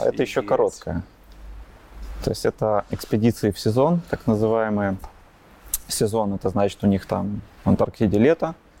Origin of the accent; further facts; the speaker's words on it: Grodno, Grodno Region, Belarus; родился я в Гродно, а, учился, ну, как и многие до 9 класса в обычной школе